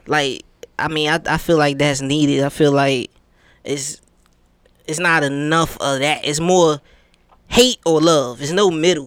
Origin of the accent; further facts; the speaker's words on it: New York, United States; now in Atlanta, United States; I'm from New York, so everybody used to come to our state